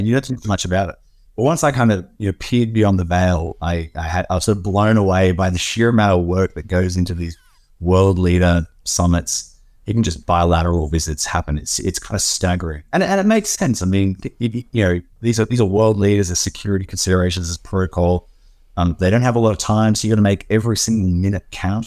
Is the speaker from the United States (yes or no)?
no; Australia; as an Australian